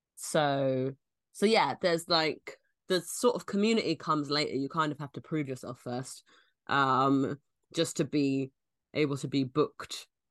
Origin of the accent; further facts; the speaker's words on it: London, United Kingdom; I'm from London